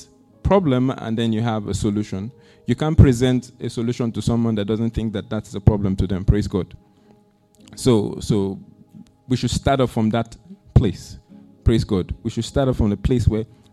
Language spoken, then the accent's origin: English; Nigeria; my country, Nigeria